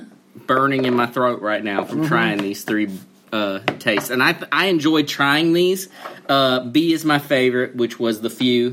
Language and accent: English; the South, United States; as a Southerner. And I am from the South.